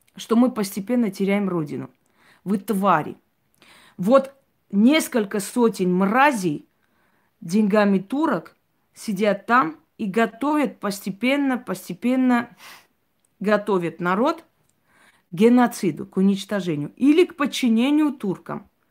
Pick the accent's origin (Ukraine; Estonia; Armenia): Armenia; как армянка